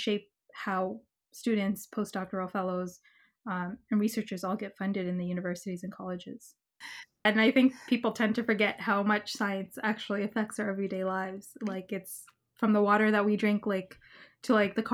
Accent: Canada; as a Canadian citizen

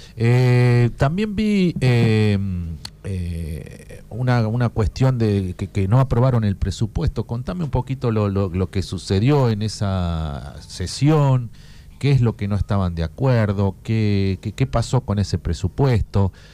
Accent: Puan, Buenos Aires Province, Argentina; yo soy de Puan

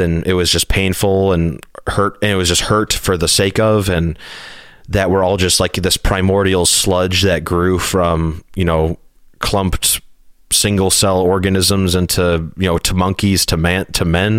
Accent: Hinsdale, Illinois, United States; I was born in Hinsdale, Illinois, which is a suburb, a really wealthy suburb outside of the city of Chicago

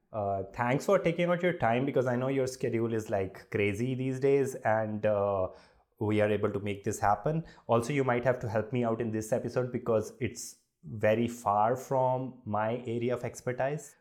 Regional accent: Jammu, Jammu and Kashmir, India; I'm from Jammu, and uh, for uh, people who are from smaller cities, a different kind of India we grew up

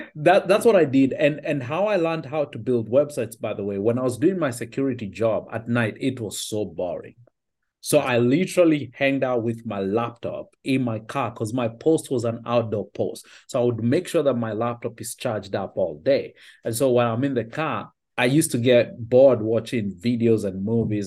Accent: Kenya; also born or lived in Finland / Australia; now in United States; I was born and raised in Kenya

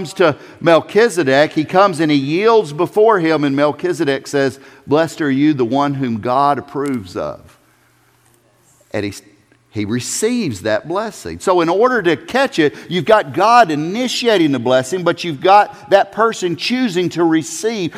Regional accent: South Carolina, United States; I'm from South Carolina.

